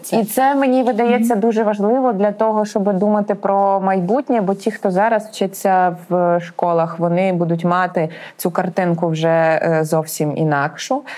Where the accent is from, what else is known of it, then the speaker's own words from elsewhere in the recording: Poltava Oblast, Ukraine; я з Полтавщини